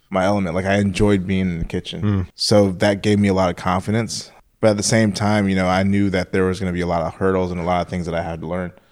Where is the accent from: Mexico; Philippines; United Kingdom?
Philippines; born there; in the Philippines. Um, my mother's from the Philippines, and um, my my father's side of the family they're Jamaican.